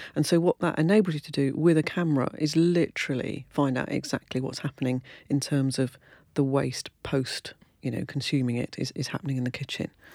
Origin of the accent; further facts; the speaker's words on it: United Kingdom; I'm British